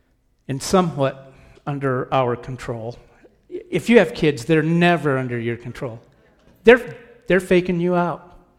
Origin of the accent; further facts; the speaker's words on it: Oregon, United States; moved away; I have family out there, and I grew up in Oregon. I'm an Oregonian. I don't tan. I rust because it rains there all the time. Okay, so I grew up there